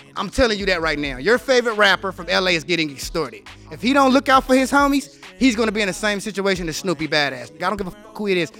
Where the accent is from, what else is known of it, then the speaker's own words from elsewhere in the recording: Los Angeles, California, United States; also born or lived in Inland Empire, California; I grew up on a street called Barrendo